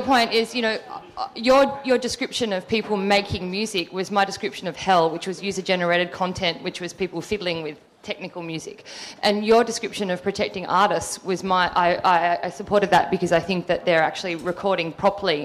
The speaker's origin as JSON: {"language": "English", "country": "Australia", "moved": "yes", "said": "I'm Australian, but I live here"}